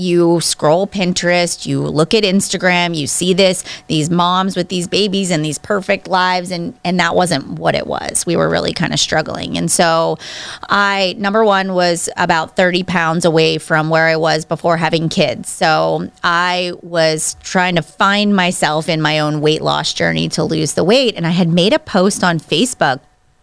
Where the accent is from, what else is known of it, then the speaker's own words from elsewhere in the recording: Pittsburgh, Pennsylvania, United States; now in Cranberry, United States; I grew up in Pittsburgh, actually about east of Pittsburgh. So I went to Penn Trafford High School is this area that I'm from